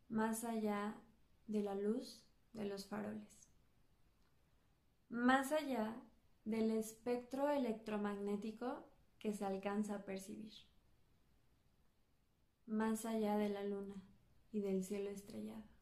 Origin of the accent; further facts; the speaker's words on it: Mexico City, Mexico; yo soy originaria de la Ciudad de México